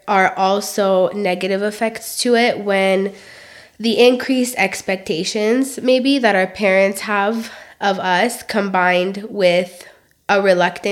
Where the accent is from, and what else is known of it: United States; born or raised there; first language Romanian; English is a second language